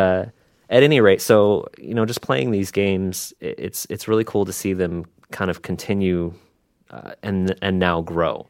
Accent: Seattle, Washington, United States; I grew up mostly in the Seattle area

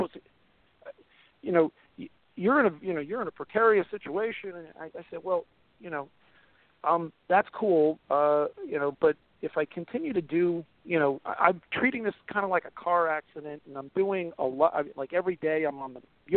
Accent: New York, United States; we're from New York

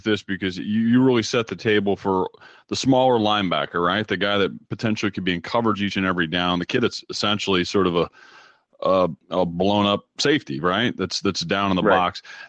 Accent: Iowa, United States; as a guy growing up in Iowa

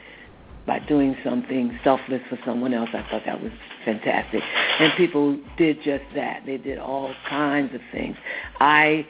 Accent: United States; Country is the United States. I am 295.5% American

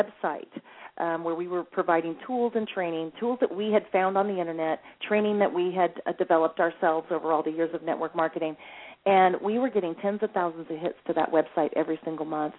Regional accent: California, United States; also born or lived in Lexington, Kentucky; I was born in in Lexington, Kentucky, moved to California when um I was only 5 years old

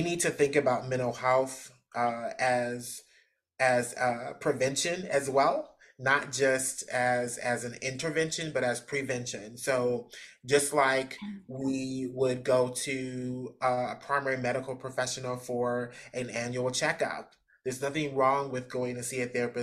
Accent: Midwest, United States; also born or lived in West Coast; now in Georgia, United States; I'm from the Midwest, so I've sort of been around

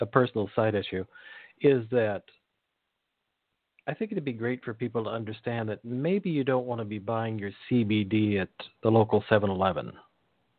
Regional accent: California, United States; I grew up in California, so there was always cannabis

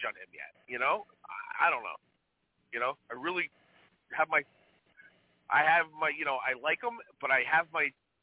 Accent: New York metropolitan area, United States; We grew up in the New York, New Jersey area

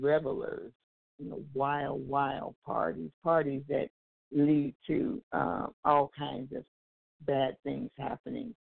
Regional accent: Anchorage, Alaska, United States; also born or lived in California; now in Texas, United States; When I was a little girl, I grew up in Anchorage, Alaska, and I was in the big earthquake in 1964

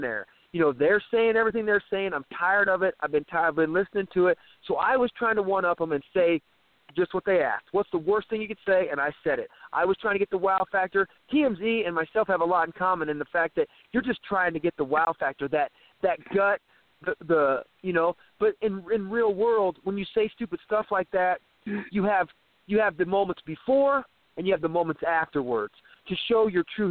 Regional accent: Midwest, United States; I'm from the Midwest

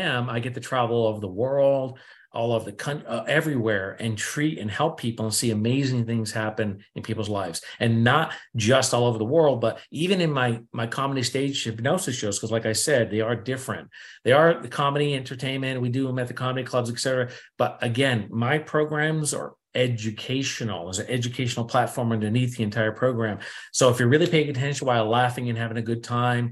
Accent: New England, United States; I'm from New England

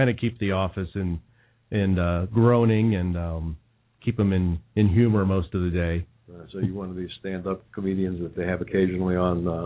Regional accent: Indiana, United States; moved away; So maybe that was growing up in Indiana.

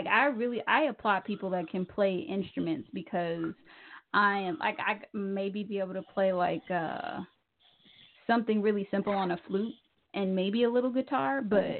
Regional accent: Kansas City, Missouri, United States; he is from my hometown, Kansas City, Missouri.

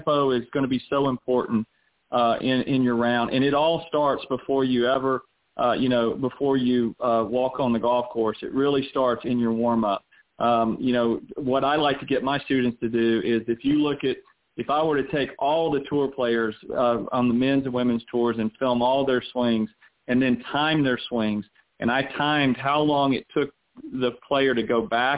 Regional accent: the South, United States; also born or lived in Orlando; growing up in the South where I grew up

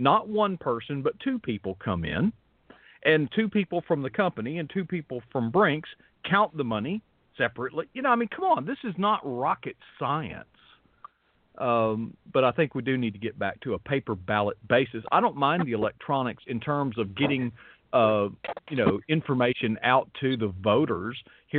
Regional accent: Florida, United States; Yeah, I'm from Florida.

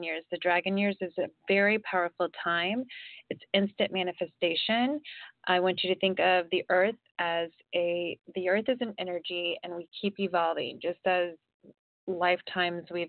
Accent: Ohio, United States; also born or lived in Florida; now in California, United States; I grew up in Ohio, I live in California now

